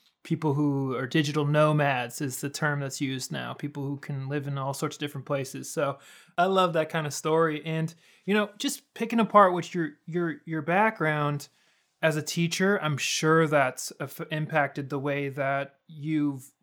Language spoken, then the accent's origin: English; United States; I'm an American in the Netherlands